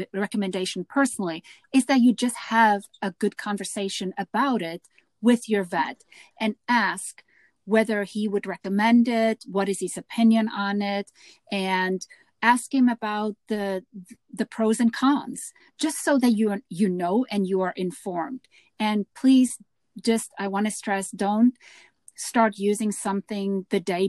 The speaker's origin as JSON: {"language": "English", "country": "South Africa", "tie": "born or raised there", "said": "growing up in South Africa"}